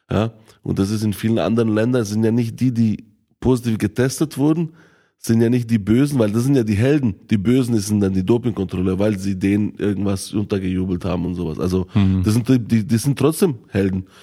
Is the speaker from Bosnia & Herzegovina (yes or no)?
yes; Bosnia & Herzegovina; born there; ich bin ja selber in Bosnien-Herzegowina geboren und ich bin ja jedes Jahr ein, zwei Mal dort